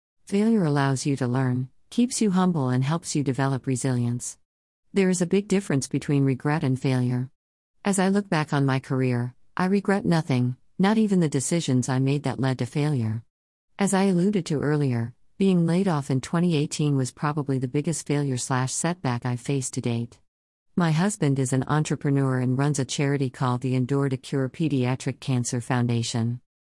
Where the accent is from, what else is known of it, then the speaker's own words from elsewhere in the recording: Worcester, Massachusetts, United States; now in Chicago, United States; I'm originally from Worcester, Massachusetts and relocated to the Chicago area in 2016 with my husband Jason, our son Gabriel, and our dog Tico.